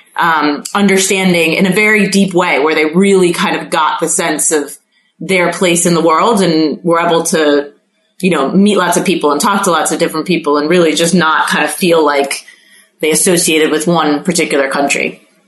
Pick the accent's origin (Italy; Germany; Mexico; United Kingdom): Mexico; Mexico City; moved away; I grew up in Mexico City